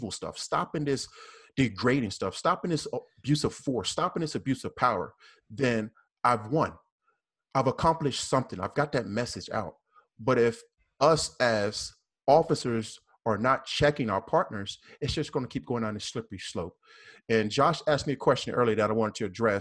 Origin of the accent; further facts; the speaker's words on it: the South, United States; accent: southern; that was my southern accent